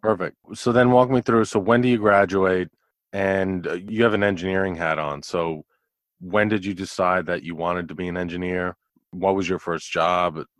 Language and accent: English; New York, United States; moved away as an adult; also born or lived in Houston; I grew up in New York